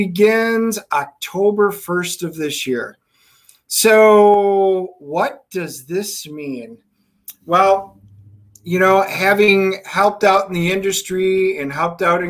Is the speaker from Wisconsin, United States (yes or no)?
yes; Wisconsin, United States; moved away; I'm from Wisconsin originally